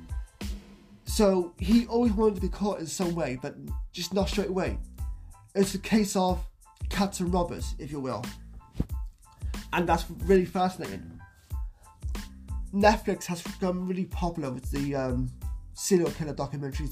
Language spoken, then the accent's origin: English; South Wales, United Kingdom; he's actually from Wales, which is my home country, South Wales, UK.